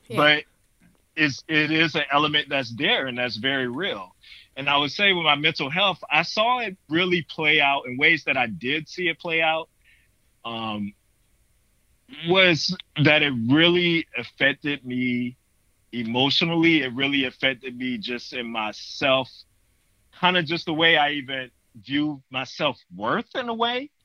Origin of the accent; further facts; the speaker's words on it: North Carolina, United States; moved away as an adult; also born or lived in Connecticut; i had moved back to north carolina in my hometown